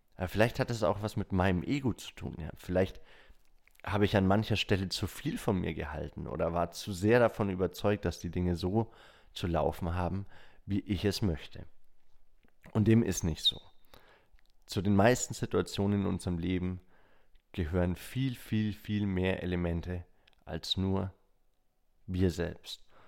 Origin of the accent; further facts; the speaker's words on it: Bavaria, Germany; bei uns in Bayern